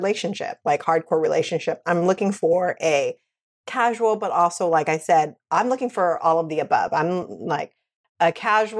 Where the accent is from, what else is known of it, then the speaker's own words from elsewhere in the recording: West Coast, United States; now in New York City, United States; I come from the West Coast.